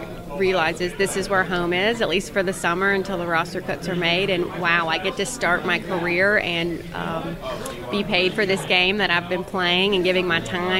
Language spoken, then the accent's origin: English; Orange Beach, Alabama, United States; also born or lived in Mobile, Alabama; This is home. I was born here in Mobile, grew up about an hour away in Orange Beach, and back home here in Mobile, ….